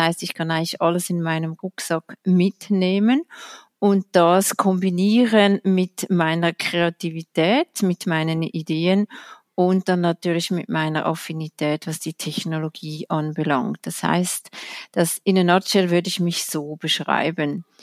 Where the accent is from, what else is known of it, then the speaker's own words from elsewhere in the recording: Switzerland; Da können wir als Schweizer oder als Schweizer Finanzblatt stolz darauf sein.